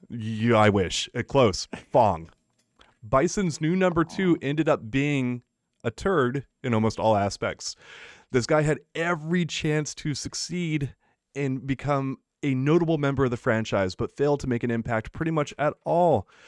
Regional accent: United States; As an American

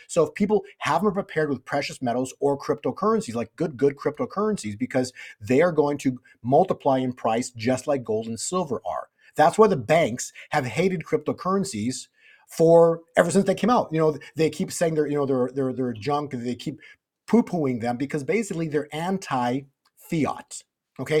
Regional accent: Canada; moved away; I used to be in Canada, I was born in Canada

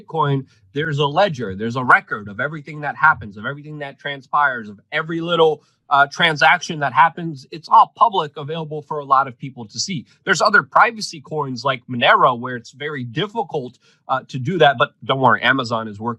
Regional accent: Poland; first language Polish; English is a second language; moved away

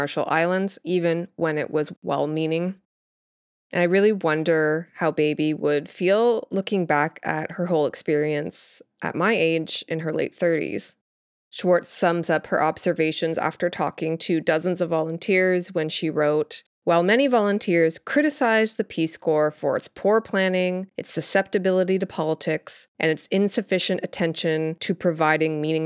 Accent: Canada; I grew up in Canada

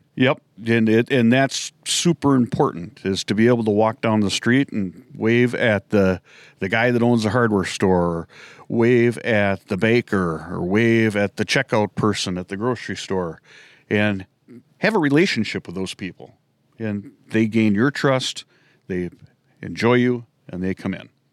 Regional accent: Minneapolis, Minnesota, United States; I grew up in the Twin Cities area

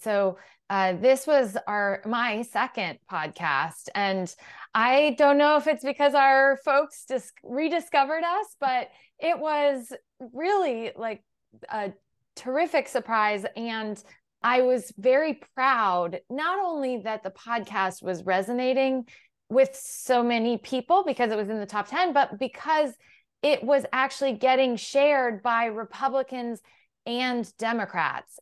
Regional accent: Galesburg, Illinois, United States; also born or lived in Iowa / Kansas; I was raised from fifth grade on in Galesburg, Illinois, but I grew up along the Mississippi and was born in Kansas

